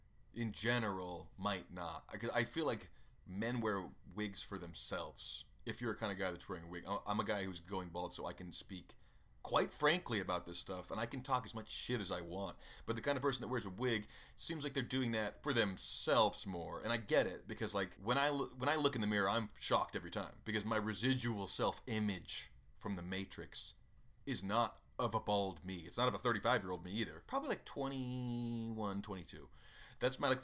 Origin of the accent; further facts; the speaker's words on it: Nashville, Tennessee, United States; I mean, I grew up in Nashville mostly, and the cops there are mostly bored, honestly.